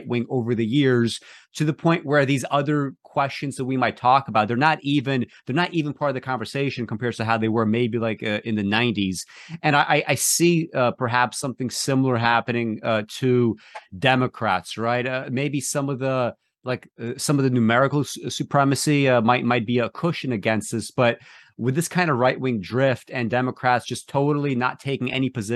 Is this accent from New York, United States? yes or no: yes; New York City, New York, United States; I grew up in Brooklyn